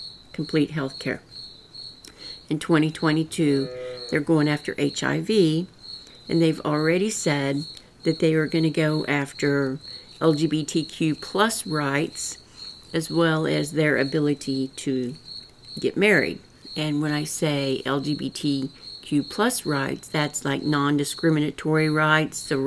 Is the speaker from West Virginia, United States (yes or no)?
no; rural Missouri, United States; accent: rural Missouri; I've got that rural Missouri accent